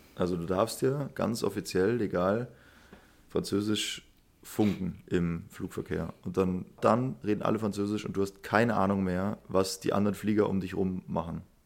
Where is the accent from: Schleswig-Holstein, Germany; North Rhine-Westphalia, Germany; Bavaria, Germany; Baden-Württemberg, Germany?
Bavaria, Germany; Munich; ich bin ja selber Münchner